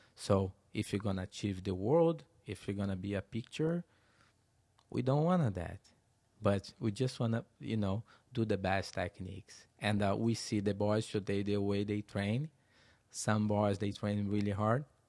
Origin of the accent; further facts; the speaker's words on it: Teresópolis, Rio de Janeiro, Brazil; English is a second language; moved away as an adult; now in United States; my hometown, Teresopolis, very small town.